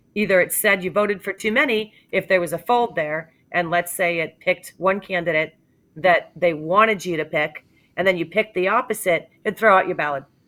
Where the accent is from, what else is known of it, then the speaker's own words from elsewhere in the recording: New Hampshire, United States; I'm from New Hampshire